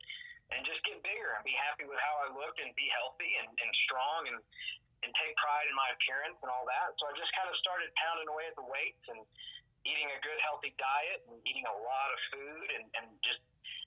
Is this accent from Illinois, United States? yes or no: no; Knoxville, Tennessee, United States; I started at Gold's Gym in Knoxville, Tennessee, my hometown, as a personal trainer.